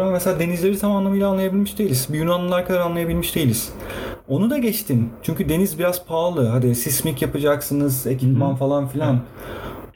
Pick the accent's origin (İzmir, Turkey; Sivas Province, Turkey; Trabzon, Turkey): İzmir, Turkey; İzmir, İzmirliyim ben.